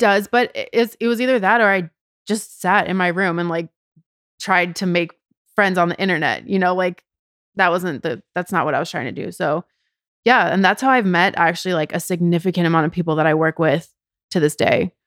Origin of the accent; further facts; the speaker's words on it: Edina, Minnesota, United States; moved away as an adult; also born or lived in Chicago; now in Los Angeles, United States; I am from a city in the state of Minnesota called Edina. It's a suburb of Minneapolis.